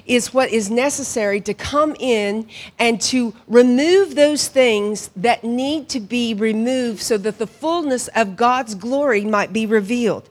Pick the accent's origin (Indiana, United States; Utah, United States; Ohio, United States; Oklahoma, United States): Oklahoma, United States; Hominy; moved away as an adult; also born or lived in Pawhuska, Oklahoma / Guatemala; now in Ireland; I grew up in Hominy